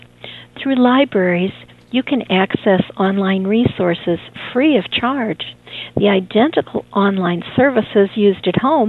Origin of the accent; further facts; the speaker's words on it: Chicago, Illinois, United States; growing up in Chicago